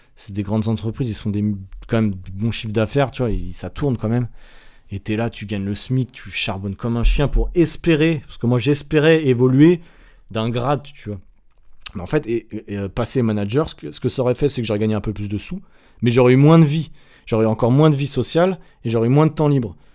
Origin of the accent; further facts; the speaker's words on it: Nantes, Pays de la Loire, France; moved away as an adult; also born or lived in Strasbourg / Angers; now in Sydney, Australia; j'ai quitté euh, Nantes, qui était ma ville natale